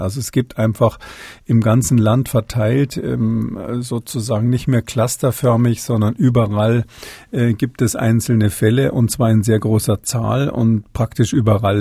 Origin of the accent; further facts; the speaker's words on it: Germany; bei uns in Deutschland